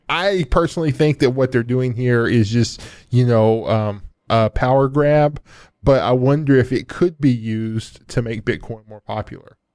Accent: United States; I, I'm an American. I'm, I'm an American first and a world citizen second

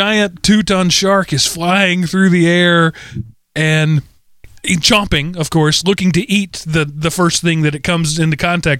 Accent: Texas, United States; I'm from Texas. We still have metal slides with chainsaws at the bottom of them. We don't worry about that in Texas.

